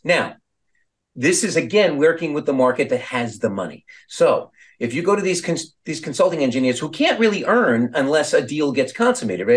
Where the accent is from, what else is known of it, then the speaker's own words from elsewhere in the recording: Long Beach, New York, United States; I was from Long